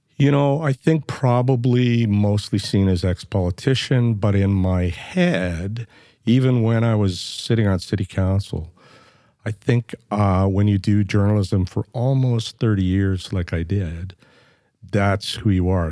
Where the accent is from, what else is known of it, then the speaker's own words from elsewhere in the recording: Flin Flon, Manitoba, Canada; now in Edmonton, Canada; I was born in Flin Flon, Manitoba, which is, uh, way north of Winnipeg and on the border of Saskatchewan, and it's a mining